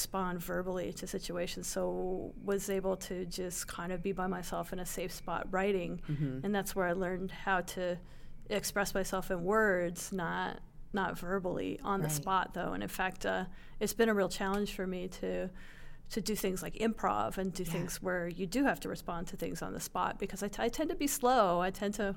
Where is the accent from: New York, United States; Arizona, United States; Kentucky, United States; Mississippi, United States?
Arizona, United States; Phoenix; I grew up in Phoenix